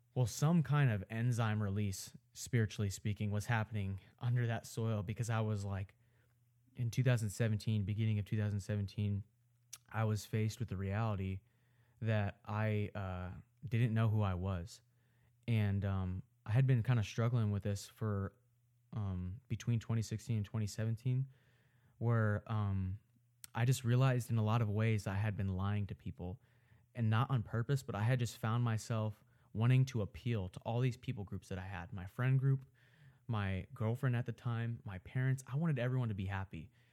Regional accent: Omaha, Nebraska, United States; I live in Omaha, Nebraska. I'm from Omaha, Nebraska. I grew up here

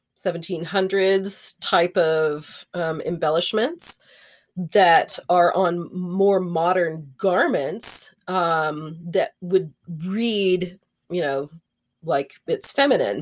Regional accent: Texas, United States; I'm from Texas

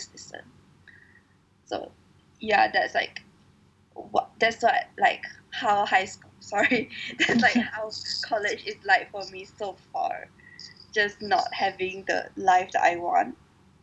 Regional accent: Kuching, Sarawak, Malaysia; moved away; I'm from Sarawak, I'm from Kuching.

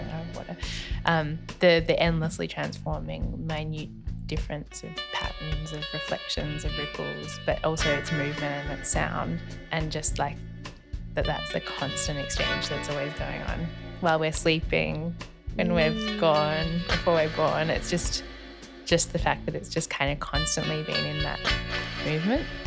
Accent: Melbourne, Victoria, Australia; I was born in Carlton in Melbourne, and I haven't moved very far, actually. I've travelled the world widely, but, um, I've only ever lived in Melbourne.

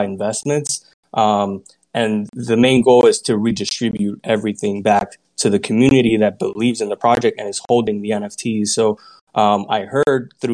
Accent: Puerto Rico; moved away as an adult; now in United States; I'm originally born and raised in Puerto Rico, and I moved to the States to continue my career

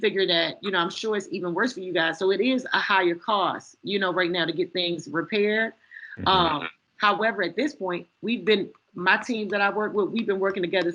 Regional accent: Baltimore, Maryland, United States; Growing up in Baltimore

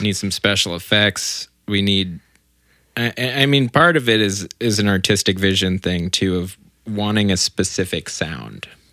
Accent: Orange County, California, United States; I grew up in Orange County

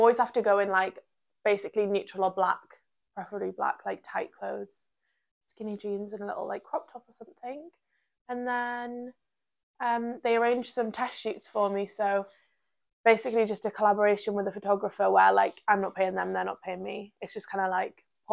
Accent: Durham, North East England, United Kingdom; I'm from Durham, where we're both from.

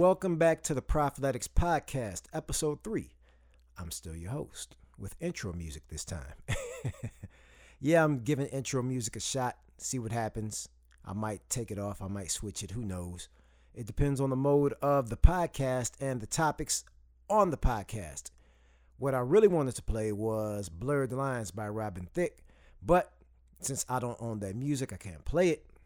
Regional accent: Saginaw, Michigan, United States; I grew up in Saginaw, Michigan

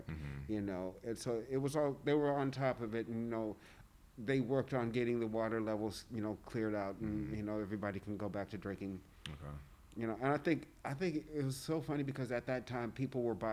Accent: Texas, United States; I am from Texas, so in the South you keep water in the refrigerator anyway.

